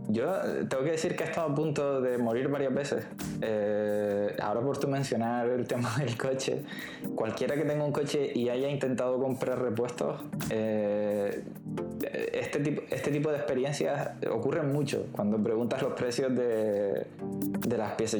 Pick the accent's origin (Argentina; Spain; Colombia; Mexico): Spain; como buenos españoles que somos